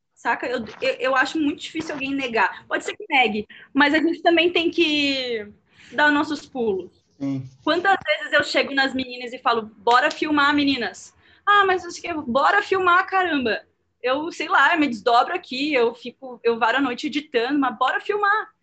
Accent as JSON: {"language": "Portuguese", "town": "Porto Alegre", "region": "Rio Grande do Sul", "country": "Brazil", "tie": "born or raised there", "moved": "as an adult", "lives_now": "São Paulo, Brazil", "said": "eu não sou de São Paulo, eu moro atualmente em São Paulo há sete anos, mas eu sou de Porto Alegre"}